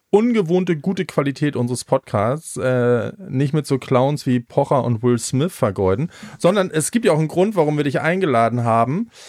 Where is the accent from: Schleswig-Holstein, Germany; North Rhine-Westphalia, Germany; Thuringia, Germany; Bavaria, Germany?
Schleswig-Holstein, Germany; ich stehe als Schleswig-Holsteiner